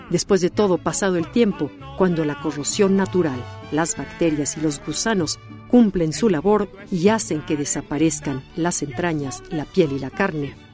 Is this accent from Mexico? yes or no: yes; Mexico; Así somos los mexicanos.